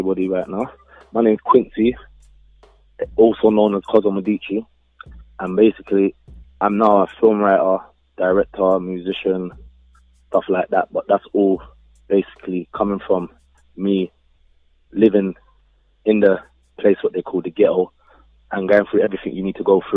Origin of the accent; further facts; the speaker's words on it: London, United Kingdom; my growing up in Brixton